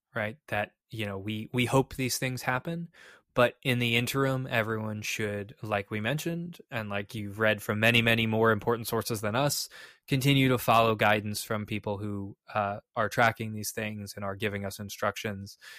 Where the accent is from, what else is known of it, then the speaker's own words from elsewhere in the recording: Chicago, Illinois, United States; moved away; I'm originally from Chicago, my family's from Chicago